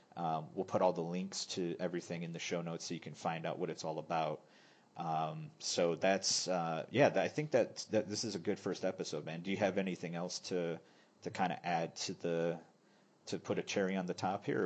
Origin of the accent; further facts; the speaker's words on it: United States; also born or lived in northern Thailand; now in Thailand; I'm American